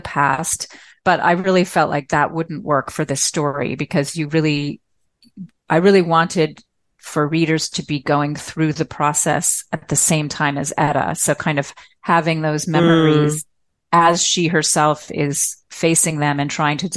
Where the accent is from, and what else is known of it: Newton, Massachusetts, United States; born or raised there; moved away as an adult; also born or lived in Malawi / Myanmar